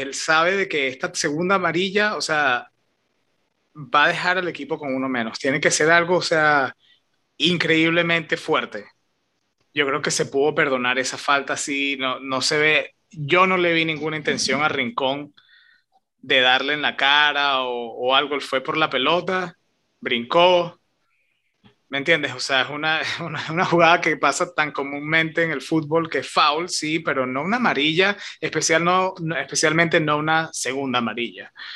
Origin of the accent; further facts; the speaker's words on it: Venezuela; de donde somos nosotros, de Venezuela